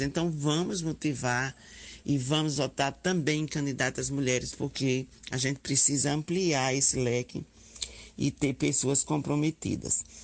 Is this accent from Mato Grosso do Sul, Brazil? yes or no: no; Aracaju, Sergipe, Brazil; eu sou enfermeira, sou de Sergipe, de Aracaju